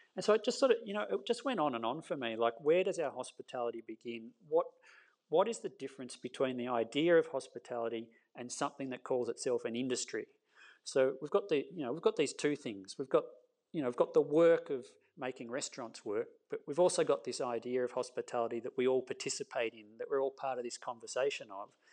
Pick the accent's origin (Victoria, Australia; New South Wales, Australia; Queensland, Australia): Victoria, Australia; Castlemaine; also born or lived in Melbourne; I grew up in Castlemaine